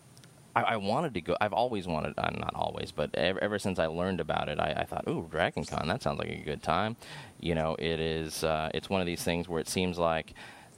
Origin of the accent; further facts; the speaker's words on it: San Diego, California, United States; moved away as an adult; also born or lived in Midwest; I'm from Southern California. I'm from San Diego